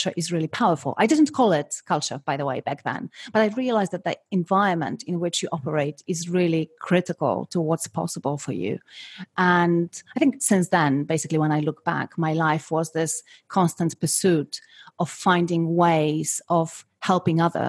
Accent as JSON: {"language": "English", "country": "Poland", "tie": "born or raised there", "moved": "yes", "said": "I was born and I was brought up in Poland in the 70s and in the 80s"}